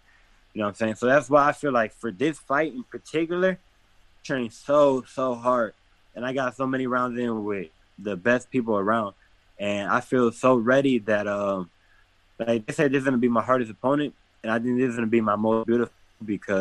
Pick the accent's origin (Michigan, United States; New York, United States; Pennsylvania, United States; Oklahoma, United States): Michigan, United States; Detroit; I come from Detroit